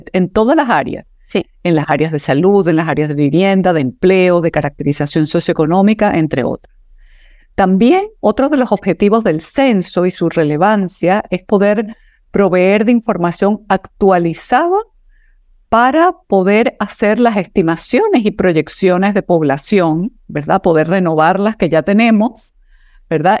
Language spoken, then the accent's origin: Spanish; Chile; cada uno de nosotros como persona, como chilenos y chilenas